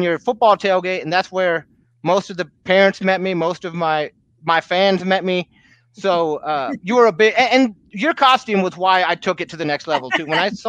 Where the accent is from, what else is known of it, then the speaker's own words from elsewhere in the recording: Michigan, United States; now in Texas, United States; I'm from Michigan originally